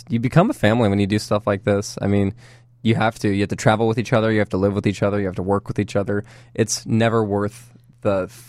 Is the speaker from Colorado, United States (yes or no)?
no; Dallas, Texas, United States; Yeah, I am from Dallas.